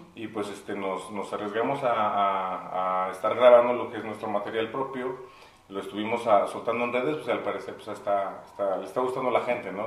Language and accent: Spanish; Mexico City, Mexico; now in Saltillo, Mexico; yo soy de la Ciudad de México, ya tengo 20 años viviendo en Saltillo